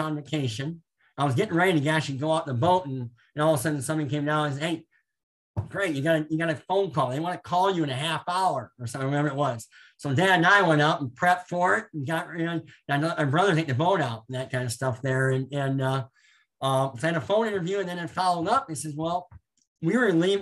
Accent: Orange City, Iowa, United States; moved away as an adult; also born or lived in Carroll, Iowa; now in Pella, United States; I grew up in Orange City

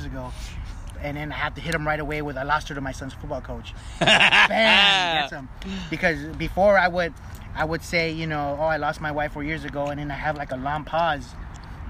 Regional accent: Los Angeles, California, United States; also born or lived in Montebello, California; I grew up in East Los Angeles. I went to Belvedere Junior High right here down the street. When I graduated Belvedere ninth grade, that's when we moved to Montebello

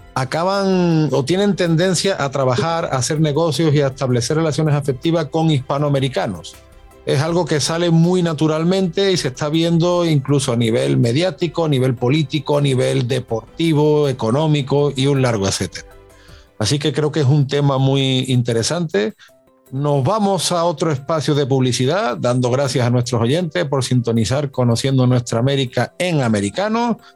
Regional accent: Spain; moved away as an adult; como muchos españoles que nos conocimos al otro lado del charco

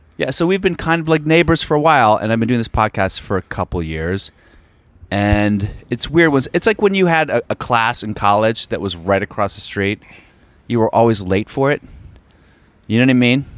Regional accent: Alexandria, Virginia, United States; I'm from Virginia, outside D C.

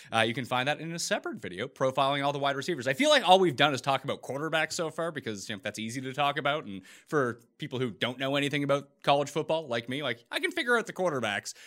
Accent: Nova Scotia, Canada; I'm Canadian, so where I am from, you know, two hundred years before I was born, they expelled all the French people from the province where I'm from

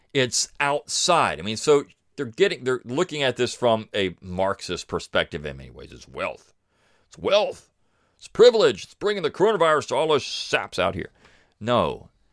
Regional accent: Sussex County, Delaware, United States; moved away as an adult; I grew up in Sussex County.

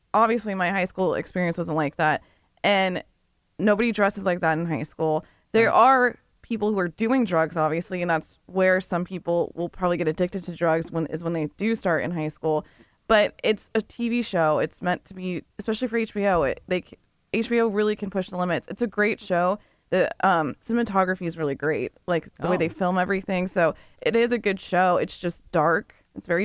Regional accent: Benicia, California, United States; growing up in Benicia where it's such a small town

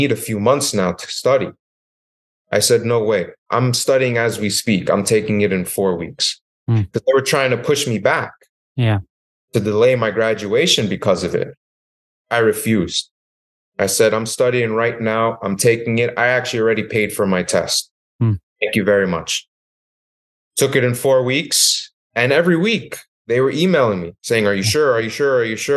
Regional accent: New York, United States; moved away as an adult; also born or lived in West Virginia; I moved to West Virginia from New York, which it itself was a horrible transition. You know, I thought West Virginia was going to be great, but it's not like home. It's not like New York.

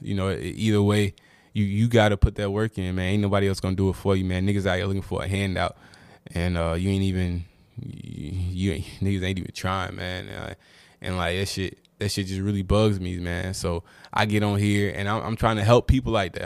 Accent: Durham, North Carolina, United States; I'm from Durham, so I watched a lot of UNC Duke games.

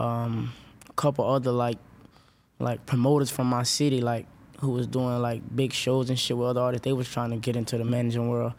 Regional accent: Orlando, Florida, United States; I'm from Orlando, West Orlando

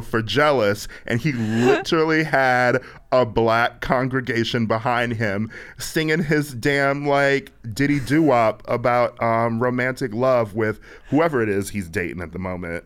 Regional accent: Milwaukee, Wisconsin, United States; moved away as an adult; also born or lived in Chicago; I'm not from Chicago. I'm from Milwaukee

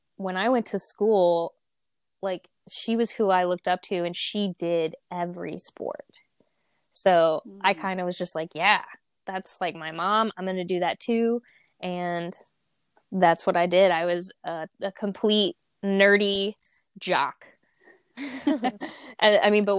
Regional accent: rural area near Louisville, Kentucky, United States; I claim Louisville, Kentucky, because Louisville is like the big city nearby. I'm really from the sticks

